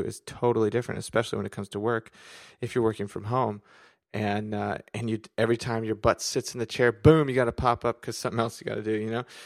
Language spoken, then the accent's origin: English; San Diego, California, United States; moved away as an adult; now in Washington State, United States; right now I'm in Washington State, but really I'm from San Diego